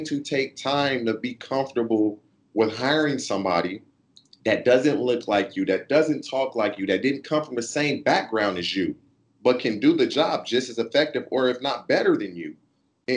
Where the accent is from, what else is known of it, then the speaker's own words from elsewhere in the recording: California, United States; I'm from California, born and raised here.